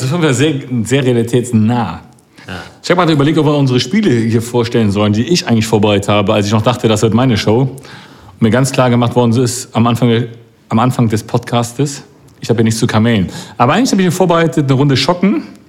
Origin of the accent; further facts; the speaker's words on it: Cologne, North Rhine-Westphalia, Germany; ich bin als Kölner auch FC-Fan